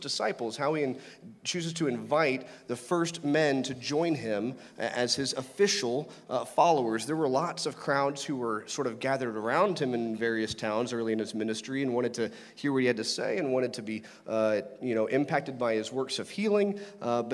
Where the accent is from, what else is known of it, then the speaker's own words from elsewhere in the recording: Lake Grapevine, Texas, United States; I grew up near Lake Grapevine